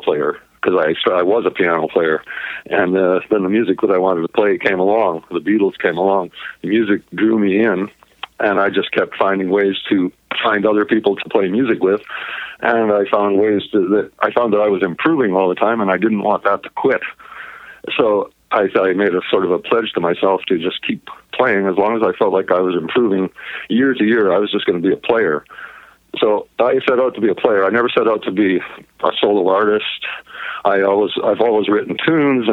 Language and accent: English; Edmonton, Alberta, Canada; I was born in Edmonton, Alberta